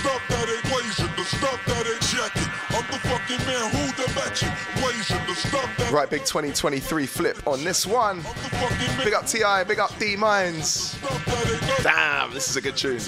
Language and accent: English; Horsham, South East England, United Kingdom; the town that I grew up in Horsham Town